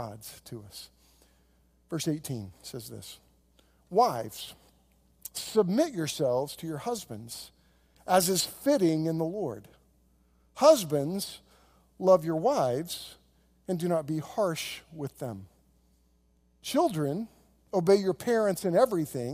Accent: Oklahoma, United States; I grew up on land in Oklahoma that we got in a land run.

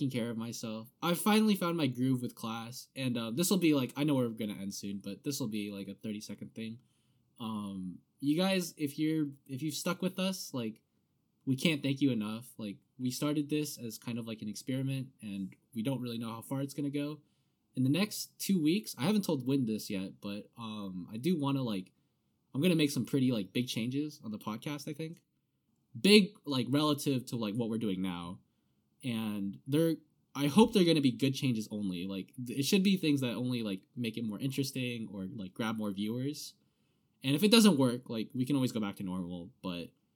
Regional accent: United States; as an American

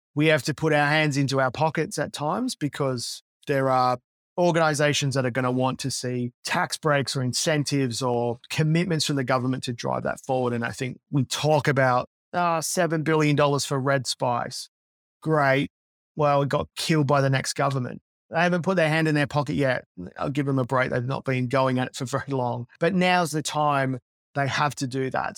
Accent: Australia; moved away as an adult; also born or lived in Silicon Valley, United States; as an Aussie that lived there for twelve years

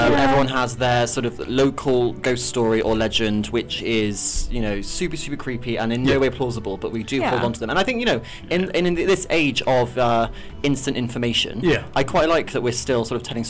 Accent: Shropshire, West Midlands, United Kingdom; I grew up in Shropshire under the shadow of the Wrekin

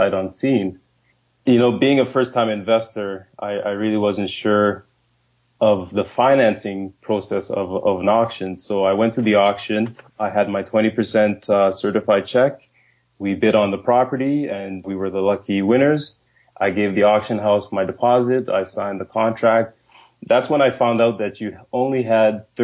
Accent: Winnipeg, Manitoba, Canada; also born or lived in Nigeria; I was born in Nigeria, and my family moved to Winnipeg when I was 8 years old. And the way we grew up, like, we weren't a rich family. We grew up in housing.

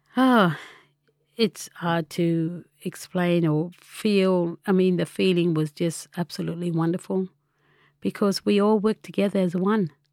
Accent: Tabulam, New South Wales, Australia; also born or lived in Lismore, New South Wales / Gundurimba, New South Wales; I'm originally from Tabulum. where I grown up as a small child, but moved to Lismore at the age of ten with my grandmother. And Lismore's been my home.

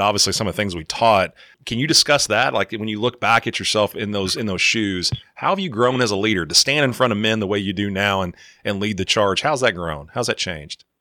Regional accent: Kentucky, United States; growing up in Kentucky

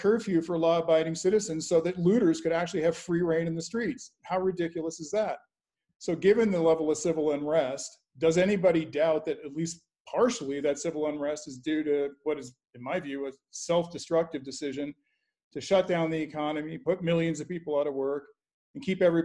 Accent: Canada; now in United States; I'm an American by choice, not by birth. I grew up in Canada, and I admired America so much that I decided I'd do everything I could to emigrate here.

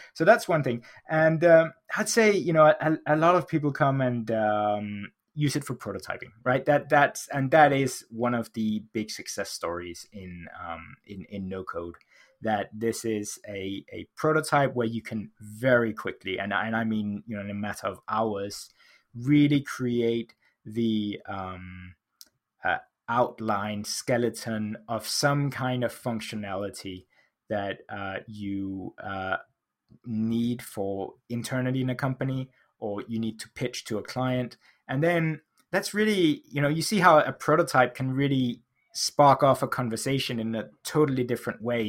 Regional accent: Denmark; now in United Kingdom; I live in the U K, uh, although I grew up in Denmark

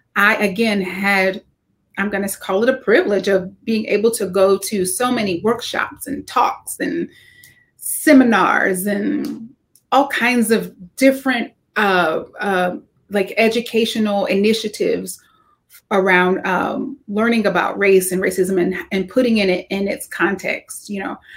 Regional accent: the South, United States; growing up in the South as an African American

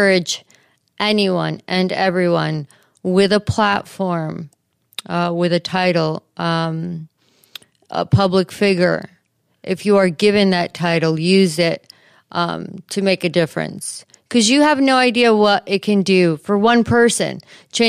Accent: New York, United States; moved away as an adult; now in St. Louis, United States; as a New Yorker, because I'm born and raised in New York

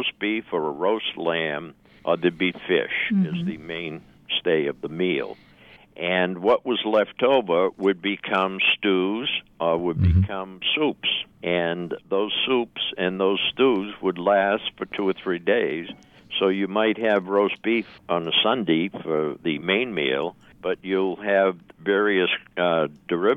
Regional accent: Boston, Massachusetts, United States; I grew up in Boston. You can probably tell by my speech

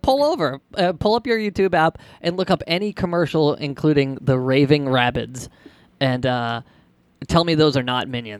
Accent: Massachusetts, United States; and we're Massachusetts.

